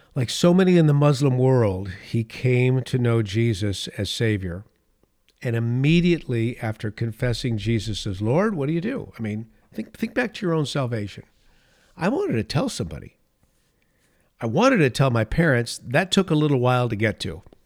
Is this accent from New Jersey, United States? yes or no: no; California, United States; my home state of California, the state of my birth